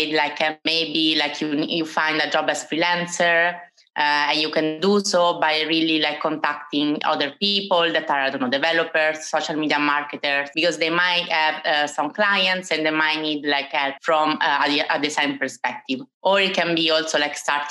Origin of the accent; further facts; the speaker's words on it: Italy; moved away as an adult; now in Amsterdam, Netherlands; as you can notice from my British accent, I'm Italian, but I have lived in Amsterdam for 4 years.